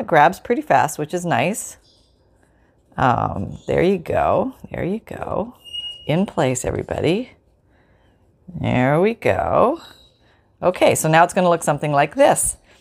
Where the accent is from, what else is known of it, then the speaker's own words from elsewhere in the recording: Canada; now in Florida, United States; I grew up in Canada